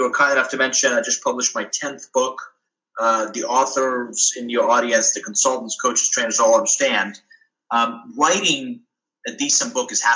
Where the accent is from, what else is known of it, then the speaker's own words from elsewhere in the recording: Iran; now in United States; I was born abroad. So I'm originally from Iran.